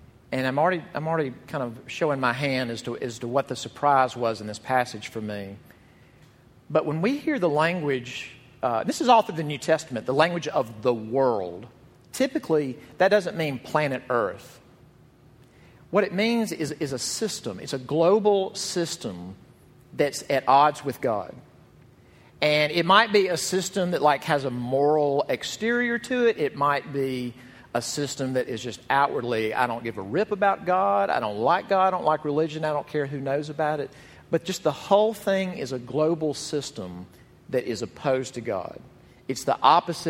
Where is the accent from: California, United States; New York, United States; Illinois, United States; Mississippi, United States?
Mississippi, United States; Jackson; the church where I grew up in Jackson, Mississippi